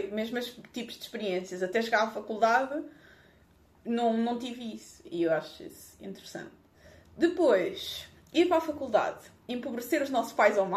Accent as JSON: {"language": "Portuguese", "region": "Lisbon", "country": "Portugal", "said": "viver em Lisboa, que eu sou de Lisboa."}